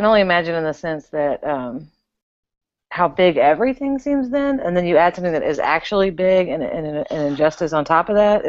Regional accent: Texas, United States; I'm a Texan.

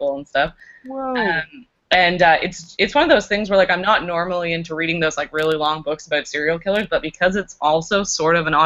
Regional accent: Canada; I just am too Canadian.

